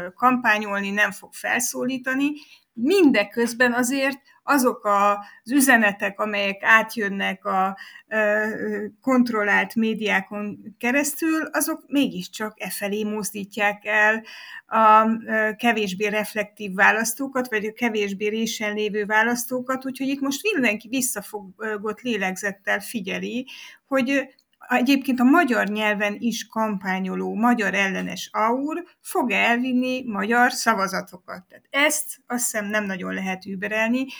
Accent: Transylvania, Romania

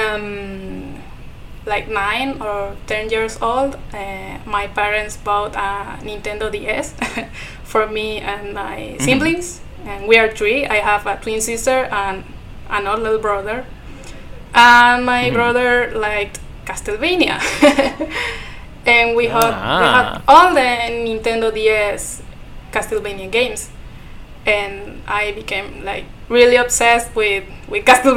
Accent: Ecuador; first language Spanish; English is a second language; I am from Latin America. I'm Ecuadorian.

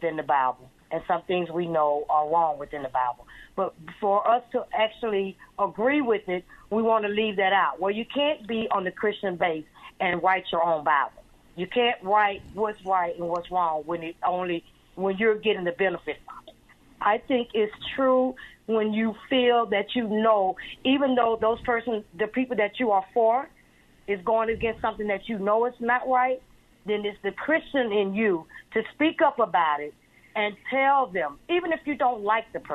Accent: Andalusia, Alabama, United States; also born or lived in Baltimore, Maryland / Washington, D.C.; now in Eustis, United States; me being born and raised in Alabama

